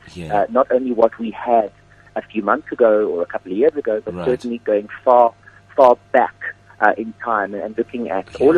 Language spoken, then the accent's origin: English; Cape Town, Western Cape, South Africa; born and raised in Cape Town